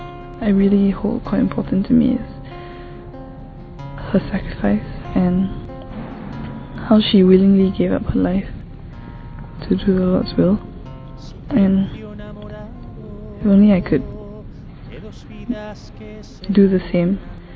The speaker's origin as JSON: {"language": "English", "country": "Singapore", "said": "I'm from Singapore. I'm 19."}